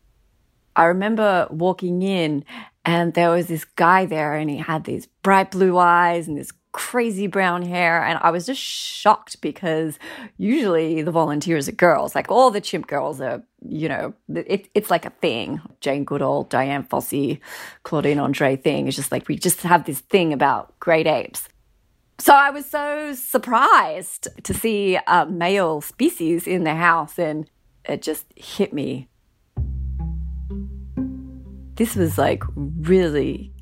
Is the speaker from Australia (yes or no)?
yes; Australia; moved away as an adult; now in North Carolina, United States; growing up in Australia